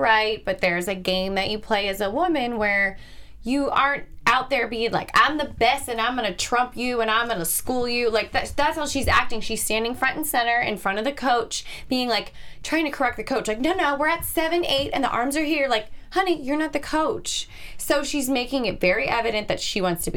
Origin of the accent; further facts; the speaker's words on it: Philadelphia, Pennsylvania, United States; moved away as an adult; now in Los Angeles, United States; growing up in Philadelphia